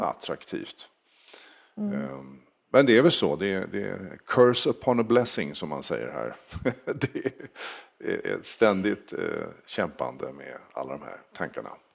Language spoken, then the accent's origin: Swedish; Sweden; moved away as an adult; now in United States; Jag, jag kommer härifrån.